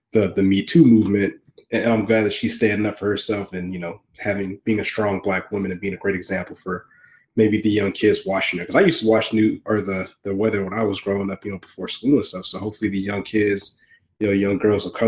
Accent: Augusta, Georgia, United States; moved away; I'm a Southerner from Augusta

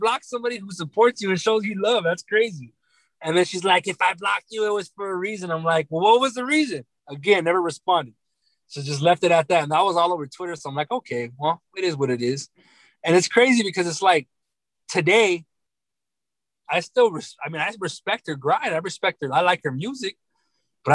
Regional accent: California, United States; We're both from Cali

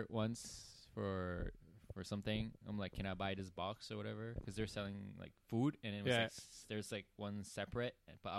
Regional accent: Vancouver, British Columbia, Canada; I'm from Vancouver.

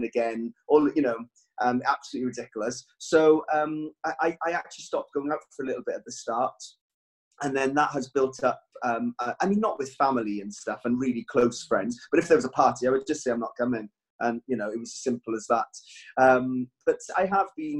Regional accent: Wales, United Kingdom; I'm Welsh

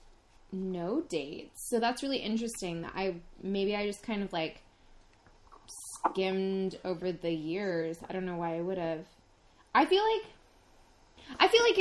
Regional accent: United States; me as an American

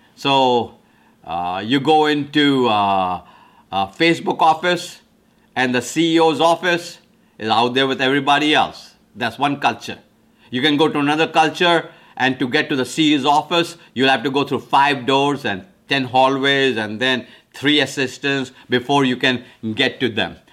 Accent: India; now in United States; I'm from India originally, came to America in nineteen seventy-three.

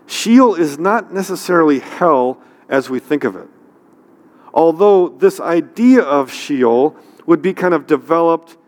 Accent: near San Francisco, California, United States; I grew up near San Francisco, so we had lots of earthquakes

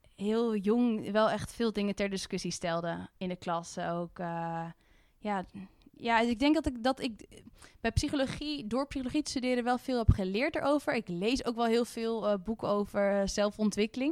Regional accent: Haarlem, North Holland, Netherlands; ik kom uit Haarlem

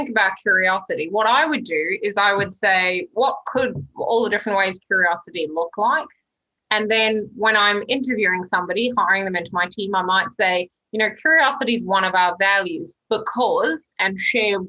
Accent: New Zealand; I'm a New Zealander.

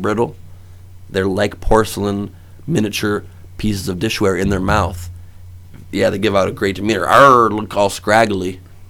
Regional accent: Los Angeles, California, United States; also born or lived in West Side, Los Angeles / San Diego; I'm originally from the valley. I was born in the valley.

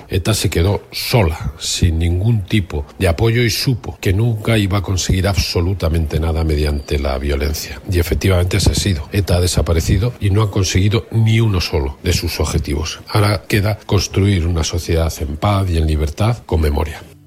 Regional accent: Basque Country, Spain; los vascos eh, vivimos 40 años de dictadura franquista

